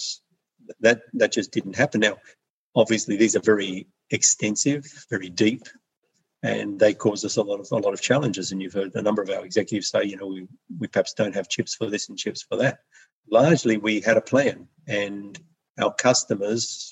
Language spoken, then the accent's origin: English; Australia; moved away; I'm Australian